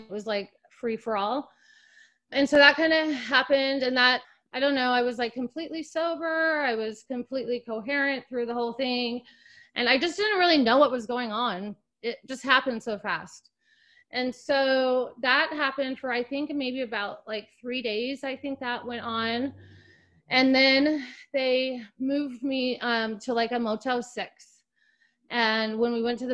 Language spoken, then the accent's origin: English; Salt Lake City, Utah, United States; moved away as an adult; also born or lived in Los Angeles; I grew up in Salt Lake City